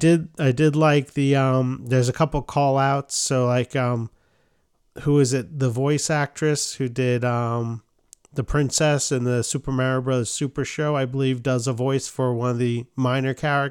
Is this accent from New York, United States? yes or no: yes; New York, United States; That's how we pronounce them growing up in New York.